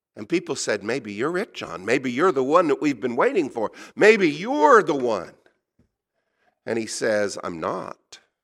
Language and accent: English; United States; I'm an American.